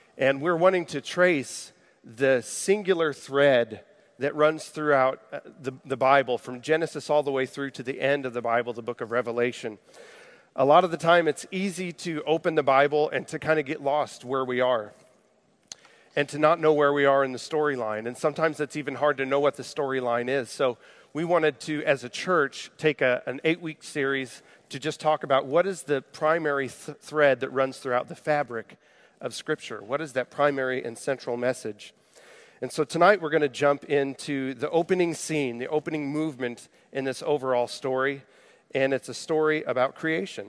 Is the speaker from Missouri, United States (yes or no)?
yes; Jefferson City, Missouri, United States; I grew up in Jefferson City, Missouri.